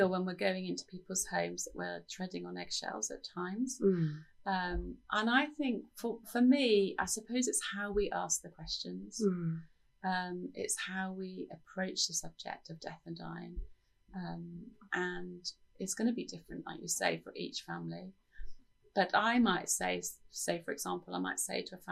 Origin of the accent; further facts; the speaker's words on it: United Kingdom; as British people